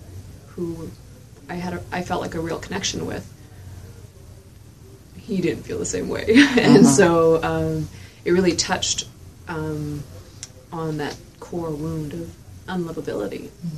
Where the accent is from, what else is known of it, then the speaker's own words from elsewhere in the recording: Canada; I'm not from here, and I'm from Canada. But I stay down here for, like, sometimes months at a time.